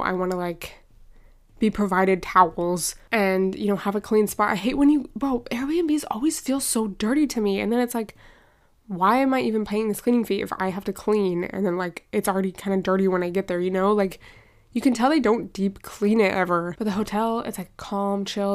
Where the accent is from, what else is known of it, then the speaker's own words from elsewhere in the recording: United States; I'm very American in some ways